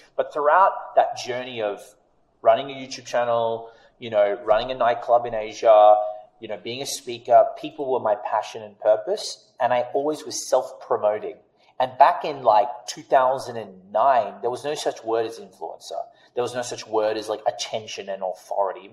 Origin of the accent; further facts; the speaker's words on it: Australia; accent: Australian; moved away; I'm Australian.